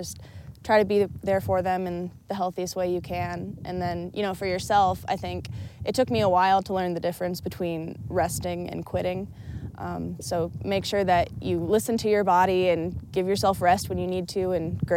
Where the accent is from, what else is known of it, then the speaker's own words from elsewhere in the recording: Michigan, United States; I grew up in Michigan